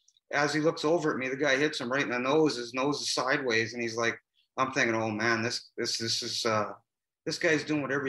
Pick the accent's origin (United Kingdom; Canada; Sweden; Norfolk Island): Canada; Vancouver, British Columbia; also born or lived in Burnaby; was to play for my hometown